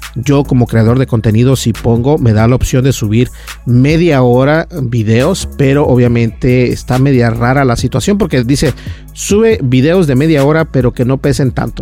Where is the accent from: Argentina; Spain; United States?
United States; Minnesota; yo personalmente que soy de Minnesota